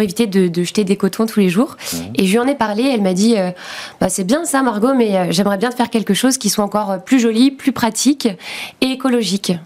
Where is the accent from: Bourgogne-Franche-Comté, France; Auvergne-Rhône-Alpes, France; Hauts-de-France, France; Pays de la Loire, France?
Pays de la Loire, France; Nantes; dans la région de Nantes, puisqu'on vient de Nantes.